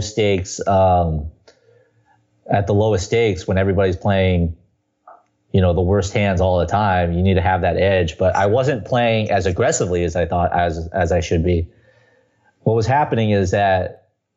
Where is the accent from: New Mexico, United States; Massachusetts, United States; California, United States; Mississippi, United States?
California, United States; Southern; now in New York City, United States; I come from Southern California